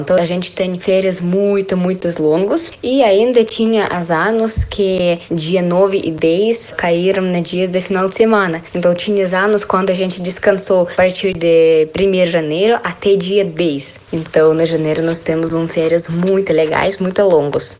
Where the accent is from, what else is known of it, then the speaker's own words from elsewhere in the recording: Russia; Portuguese is a second language; moved away as an adult; now in Francisco Beltrão, Brazil; eu sou russa